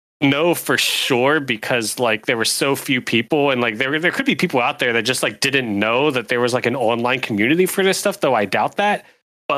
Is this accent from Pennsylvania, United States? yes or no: yes; Pennsylvania, United States; I grew up in Pennsylvania